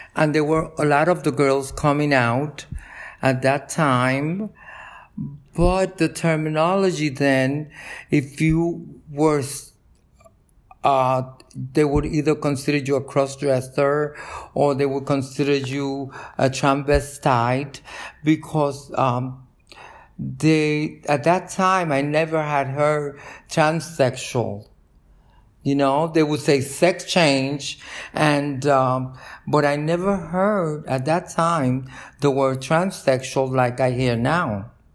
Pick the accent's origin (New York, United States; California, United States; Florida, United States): New York, United States; New York City; also born or lived in Cataño, Puerto Rico; I grew up in Brooklyn, in Park Slope